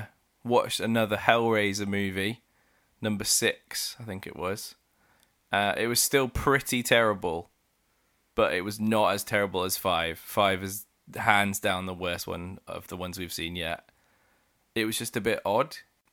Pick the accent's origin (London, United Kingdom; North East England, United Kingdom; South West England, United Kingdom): South West England, United Kingdom; I'm from Somerset.